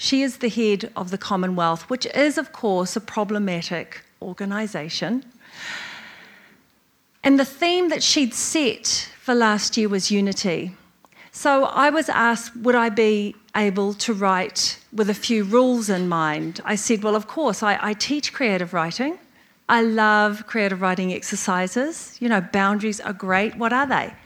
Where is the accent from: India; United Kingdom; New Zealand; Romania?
New Zealand; as a New Zealander, as a Pacifica person